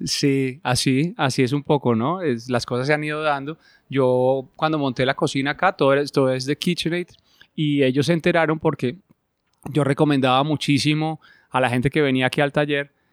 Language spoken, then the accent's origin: Spanish; Bogotá, Colombia; moved away as an adult; also born or lived in Argentina / Spain; yo nací en Bogotá